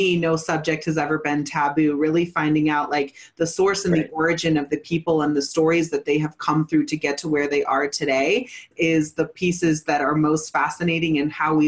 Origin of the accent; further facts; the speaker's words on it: Northern California, United States; moved away as an adult; also born or lived in Santa Cruz, California; now in Colorado, United States; I was born in Santa Cruz, raised in Northern California in Mendocino, Humboldt Hills